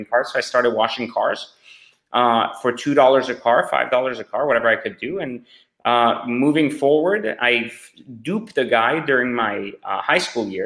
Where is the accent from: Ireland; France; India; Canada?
France; also born or lived in Iran; now in United States; I was born in Iran, raised in France.